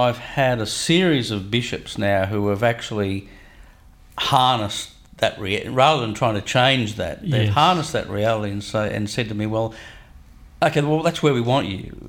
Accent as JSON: {"language": "English", "area": "Hunter Valley", "region": "New South Wales", "country": "Australia", "tie": "born or raised there", "said": "So I grew up in the Hunter Valley. Yep. In a place where there was a really high level of familial identity. Everyone was related to everybody else."}